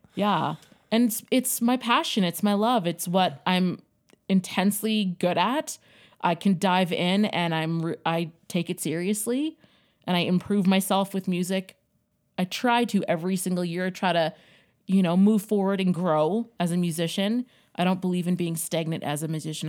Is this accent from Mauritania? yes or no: no; Yellowknife, Northwest Territories, Canada; also born or lived in Winnipeg, Manitoba; I was born in Winnipeg, Manitoba, and then my parents decided to move from Winnipeg to Yellowknife.